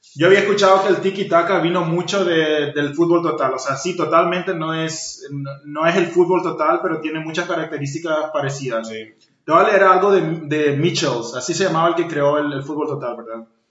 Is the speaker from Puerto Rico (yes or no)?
no; Paraguay; soy paraguayo